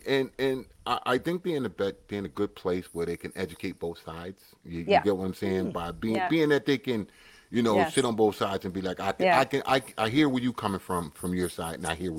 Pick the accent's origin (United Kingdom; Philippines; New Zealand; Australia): United Kingdom; England; I'm English. I'm from Britain.